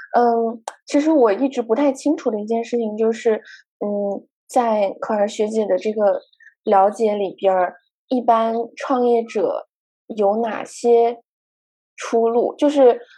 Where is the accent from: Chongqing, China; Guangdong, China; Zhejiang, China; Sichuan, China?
Guangdong, China; Guangzhou; moved away as an adult; also born or lived in Hong Kong; 虽然我成长在广州，但是我从来 不讲粤语，就在广州的时候，因为我家人并不是，就是以粤语为母语的